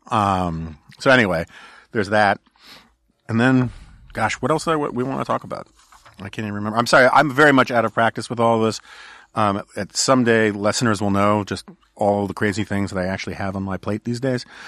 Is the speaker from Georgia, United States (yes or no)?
no; New York City, New York, United States; now in Washington, D.C., United States; I grew up in New York City